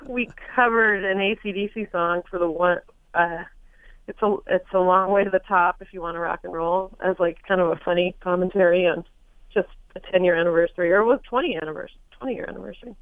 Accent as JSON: {"language": "English", "town": "Los Angeles", "region": "California", "country": "United States", "tie": "born or raised there", "said": "I was born in Hollywood, California"}